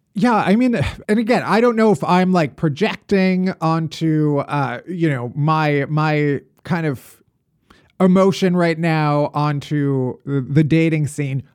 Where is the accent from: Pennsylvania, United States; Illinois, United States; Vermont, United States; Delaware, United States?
Illinois, United States; Chicago; now in New York, United States; having survived Chicago winters all my life. And now I live in New York